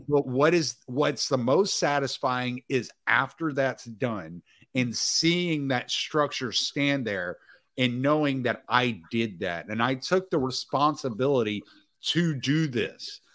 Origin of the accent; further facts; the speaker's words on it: Cajun, Louisiana, United States; I'm Cajun